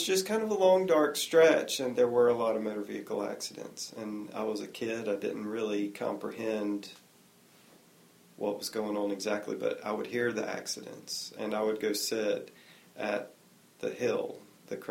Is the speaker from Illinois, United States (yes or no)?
no; Apex, North Carolina, United States; also born or lived in Cary, North Carolina; now in Raleigh, United States; I started growing up in Cary. When I was 10, we moved to Apex, and I now live in Raleigh.